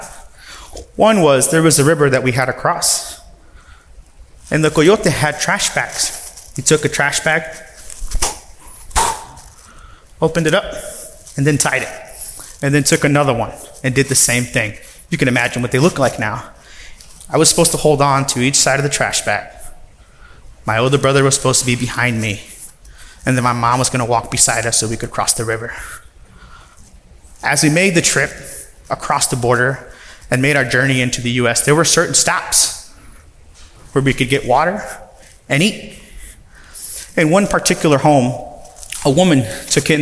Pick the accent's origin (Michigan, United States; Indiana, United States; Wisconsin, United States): Indiana, United States; South Bend; also born or lived in Ciudad Madero, Tamaulipas, Mexico; we grew up in South Bend. I went to Kennedy Elementary, then Coquillard Elementary, Dickinson Middle